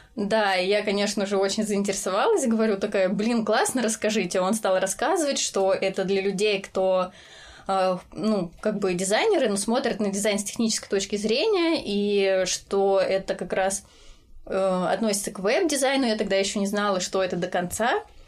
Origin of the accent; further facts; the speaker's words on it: Voronezh Oblast, Russia; moved away as an adult; now in Ryazan, Russia; я из Воронежской области, и э, сейчас я живу в Рязани